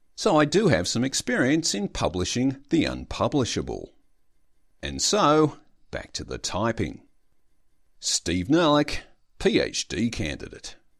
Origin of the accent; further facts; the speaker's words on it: Australia; I am an Australian student